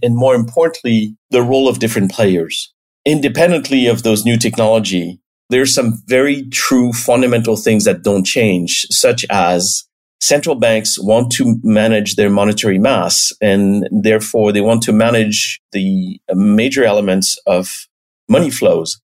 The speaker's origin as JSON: {"language": "English", "region": "the Alps", "country": "France", "tie": "born or raised there", "moved": "as an adult", "lives_now": "United States", "said": "I was born and raised in France, in the Alps"}